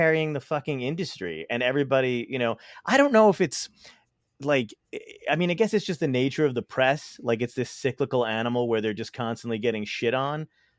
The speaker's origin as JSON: {"language": "English", "town": "Brooklyn", "region": "New York", "country": "United States", "tie": "born or raised there", "said": "Where I was born in Brooklyn. I'm from Brooklyn on 40th Street, Fort Hamilton Parkway. I was born in Monadies Hospital."}